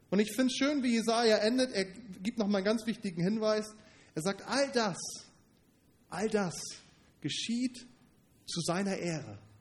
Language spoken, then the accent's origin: German; Northern Germany, Germany; Stellt, fällt mir schwer, das vorzustellen, gerade als Norddeutscher. Hier sind die Hügel sowieso ein bisschen rar.